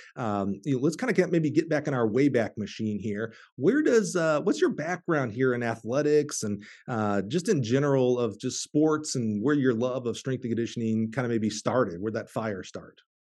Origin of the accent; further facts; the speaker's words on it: Alabama, United States; now in Champaign, Illinois, United States; I'm from Alabama. That's where I played high school ball